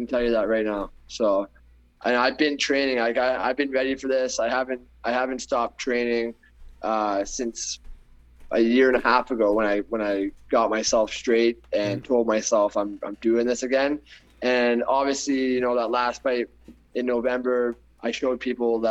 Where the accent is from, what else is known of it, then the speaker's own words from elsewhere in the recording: Canada; Canada and my hometown